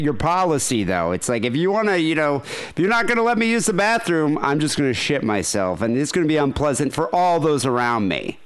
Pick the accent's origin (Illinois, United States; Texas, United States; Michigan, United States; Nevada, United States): Michigan, United States; I'm from Michigan